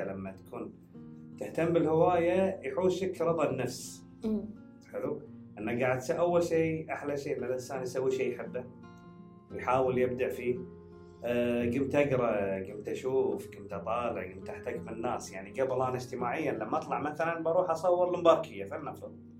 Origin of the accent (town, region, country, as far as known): Kuwait